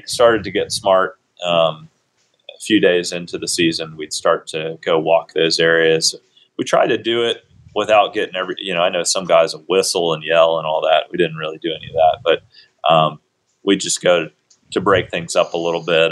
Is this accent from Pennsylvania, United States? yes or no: yes; near Gettysburg, South Central Pennsylvania, United States; also born or lived in Boone, North Carolina; I grew up in Pennsylvania, South Central PA, kind of near Gettysburg